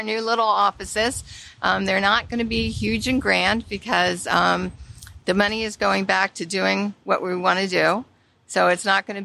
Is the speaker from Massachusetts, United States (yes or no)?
no; Prince George's County, Maryland, United States; I was born and raised in Prince George's County